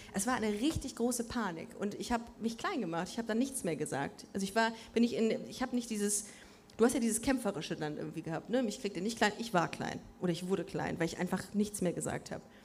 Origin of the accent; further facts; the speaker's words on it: Düsseldorf, North Rhine-Westphalia, Germany; now in Cologne, Germany; Wir sind beide in Düsseldorf aufgewachsen bist, auch mit Stolz da aufgewachsen